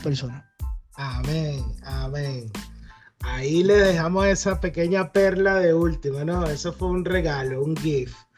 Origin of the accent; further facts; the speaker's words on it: Venezuela; moved away as an adult; now in United States; yo soy venezolano